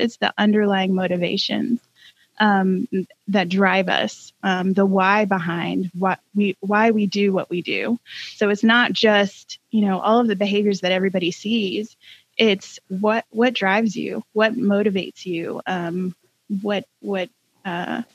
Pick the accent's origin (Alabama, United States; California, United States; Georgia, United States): Georgia, United States; moved away as an adult; also born or lived in North Carolina; now in Tennessee, United States; I grew up in Georgia and lived in North Carolina for about 16 years and have called Tennessee home for two.